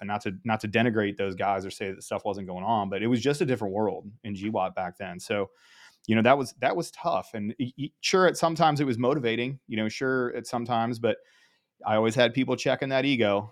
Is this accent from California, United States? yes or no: no; Ohio, United States; grew up in Ohio